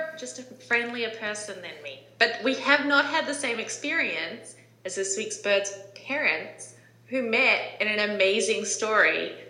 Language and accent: English; New Zealand; now in United States; Growing up in New Zealand myself